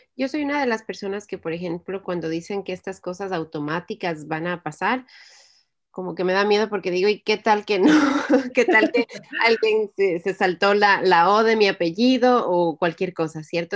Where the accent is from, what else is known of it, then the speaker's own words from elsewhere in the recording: Ecuador; now in United States; soy de Ecuador